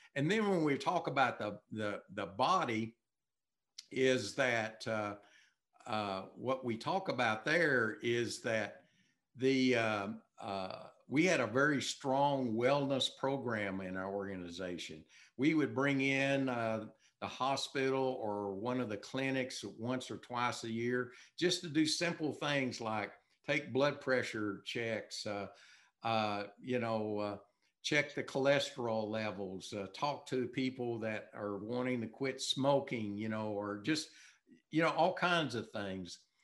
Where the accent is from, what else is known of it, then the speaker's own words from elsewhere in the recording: Texas, United States; I'm from Texas